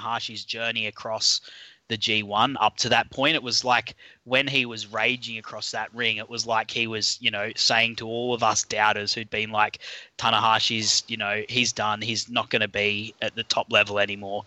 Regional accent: Australia; accent: Australian; For those of you who can't tell by my accent, I'm an Aussie

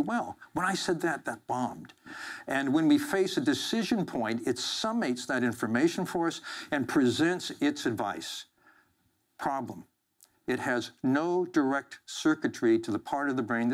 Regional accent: Central Valley of California, United States; I grew up in the Central Valley of California

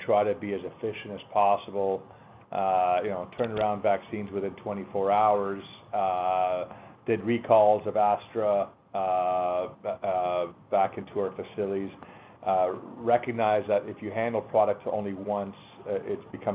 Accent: Canada; as a Canadian

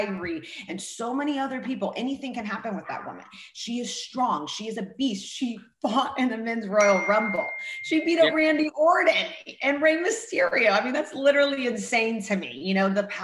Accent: Russia; also born or lived in Hollywood; now in United States; growing up in Russia

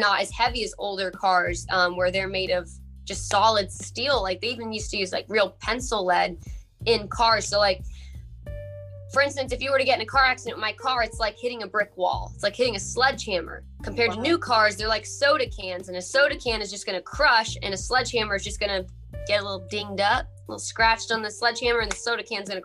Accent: South Carolina, United States; also born or lived in Hackettstown, New Jersey; I was born in Jersey, Hackettstown, but I was raised in South Carolina

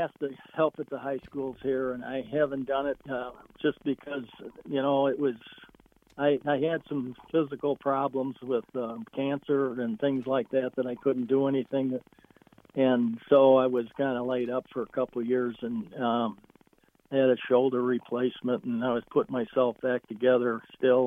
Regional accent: Chicago, Illinois, United States; moved away; I grew up and coached in Chicago

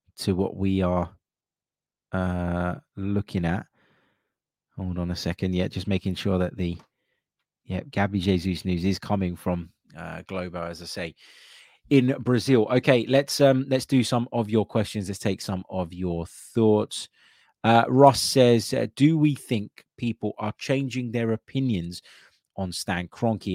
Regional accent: London, United Kingdom; growing up in London

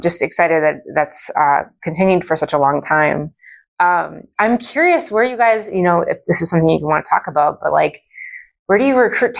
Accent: Minnesota, United States; because I'm a Minnesotan

